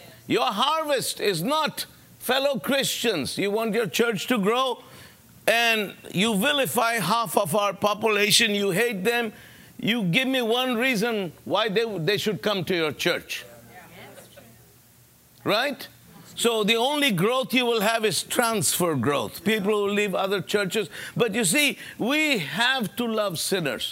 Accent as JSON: {"language": "English", "country": "United States", "said": "I'm an American"}